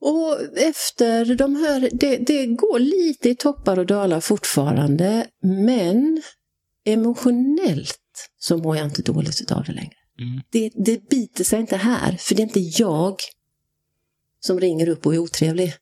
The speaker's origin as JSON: {"language": "Swedish", "town": "Halmstad", "region": "Halland County", "country": "Sweden", "tie": "born or raised there", "also_born_or_lived": "Skåne / Switzerland / Dubai", "moved": "as an adult"}